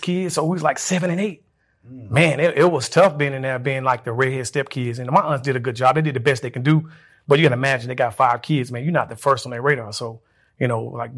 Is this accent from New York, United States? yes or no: no; Birmingham, Alabama, United States; also born or lived in Laverne, Alabama; I was born there. I was raised in Birmingham, Alabama.